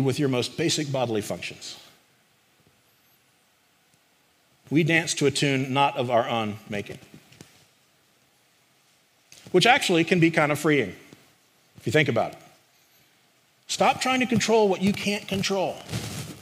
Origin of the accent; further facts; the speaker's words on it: the Carolinas, United States; moved away; I grew up in the Carolinas